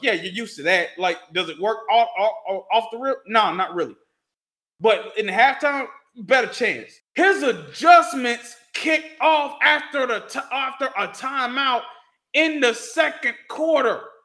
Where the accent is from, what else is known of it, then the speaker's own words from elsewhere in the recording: Statesboro, Georgia, United States; my hometown